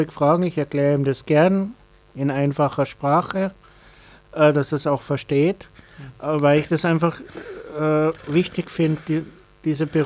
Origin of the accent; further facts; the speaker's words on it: Bavaria, Germany; Ich habe den Vorteil gehabt, ich bin evangelisch, ich bin in, in Bayern aufgewachsen, da gibt es Neudettelsau mit einem der größten Behinderteneinrichtungen der Diakonie.